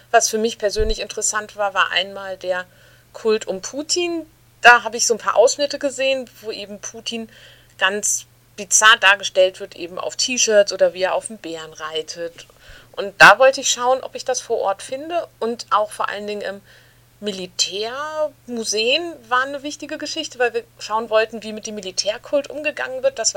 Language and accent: German; Berlin, Germany; Ich komme ja aus Berlin, wohne jetzt seit gut zehn Jahren in Berlin